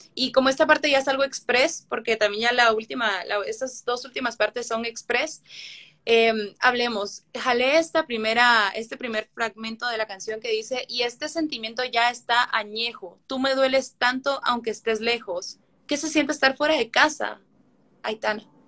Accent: Guatemala; me duele haber nacido en Guatemala

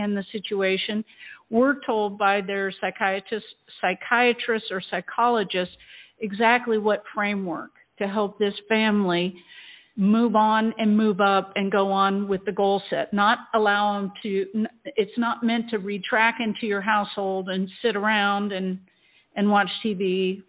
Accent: Iowa, United States; now in Sarasota, United States; I grew up in Iowa, and my father was a Marine

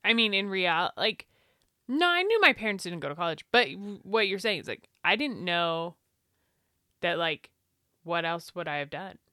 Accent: United States; as an American

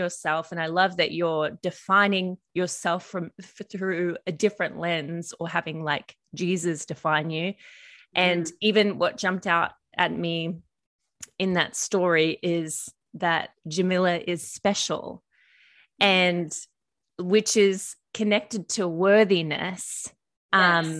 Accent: Australia; moved away as an adult; also born or lived in United States; I've lived in America nearly 8 years and part of my accent has changed. And I think because, I mean, it's getting more Australian as I'm back here

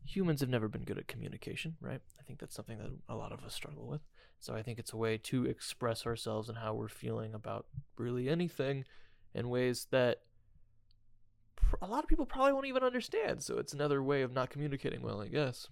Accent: Indiana, United States; I'm from Indiana

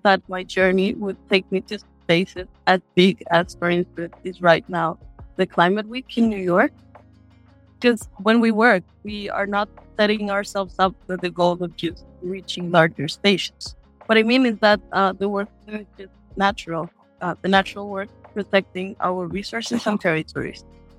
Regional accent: Brazil; I am from the Pancararu people in Brazil.

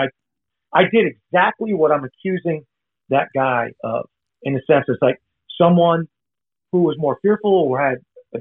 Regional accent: the North, Northern United States, United States; I'm a Yankee, so I grew up in the North anyway

